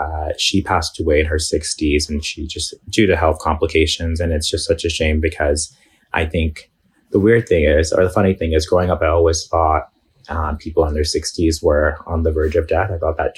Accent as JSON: {"language": "English", "region": "New York", "country": "United States", "tie": "born or raised there", "said": "So I was actually born and raised in New York, out in Bay Ridge. It's a huge Muslim and Arab community."}